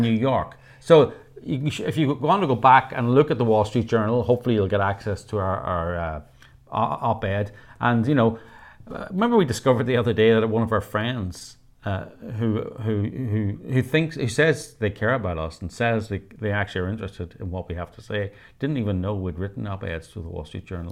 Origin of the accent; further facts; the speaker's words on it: Northern Ireland, United Kingdom; I was brought up in Northern Ireland